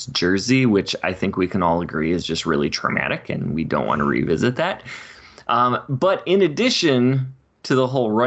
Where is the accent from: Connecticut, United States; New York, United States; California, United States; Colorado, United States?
California, United States; accent: California; my California accent